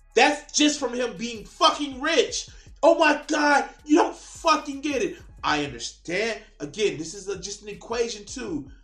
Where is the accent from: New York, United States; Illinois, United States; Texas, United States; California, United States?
Illinois, United States; Chicago; I grew up in Auburn, Gresham, in Chicago.